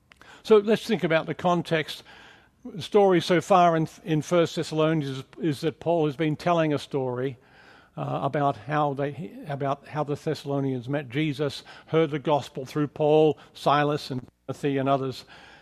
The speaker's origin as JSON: {"language": "English", "country": "Australia", "also_born_or_lived": "England", "accent": "mixed", "lives_now": "United States", "said": "if you're wondering about the accent, it's kind of a mixed bag of accents. I'm from Australia. I spent many years in England working as a missionary, and now I've lived for many years also in America"}